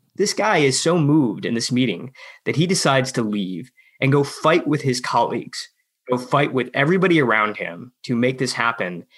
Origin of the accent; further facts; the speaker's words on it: outside of Detroit, Michigan, United States; a friend of mine who I grew up with outside of Detroit.